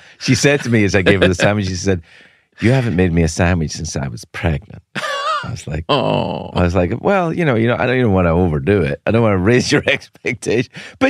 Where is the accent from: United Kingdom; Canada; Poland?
United Kingdom; I'm from Britain